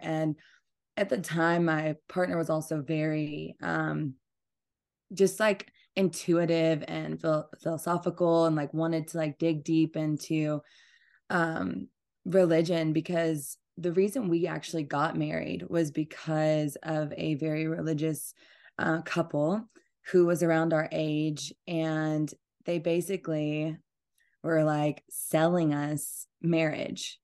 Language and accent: English; Georgia, United States; also born or lived in Atlanta, Georgia; I'm from, like, a very small town, and I grew up on a farm in Georgia